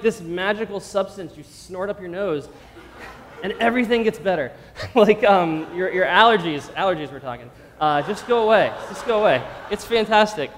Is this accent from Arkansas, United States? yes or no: no; Pennsylvania, United States; moved away as an adult; also born or lived in Los Angeles, California; I grew up in Pennsylvania